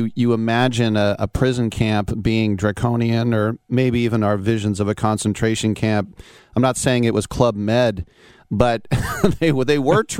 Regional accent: Bay Area, California, United States; I'm from the Bay Area.

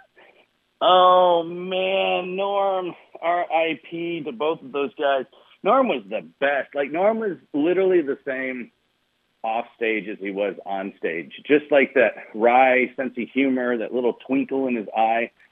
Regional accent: Michigan, United States; moved away as an adult; now in San Francisco, United States; I grew up in Michigan, so I grew up a Pistons fan

